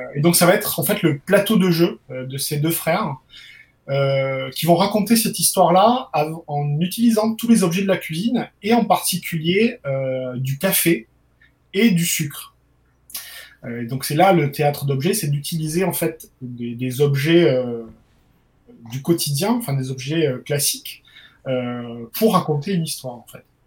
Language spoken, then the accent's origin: French; Perpignan, Occitania, France; d'où je viens, parce que je suis originaire de Perpignan